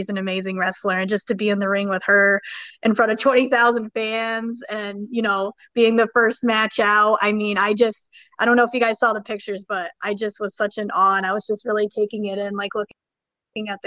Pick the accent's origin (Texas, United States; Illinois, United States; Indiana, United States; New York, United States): New York, United States; Schenectady; hometown, you know, I'm from Schenectady, New York